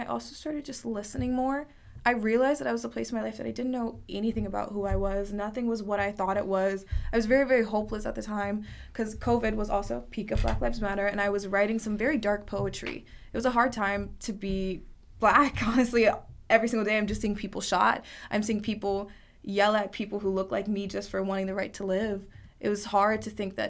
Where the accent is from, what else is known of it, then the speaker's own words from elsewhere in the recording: North Carolina, United States; I was raised in North Carolina